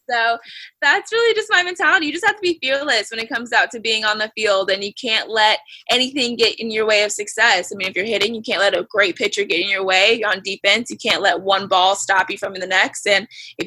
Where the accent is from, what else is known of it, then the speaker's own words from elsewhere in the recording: Florida, United States; I grew up in Florida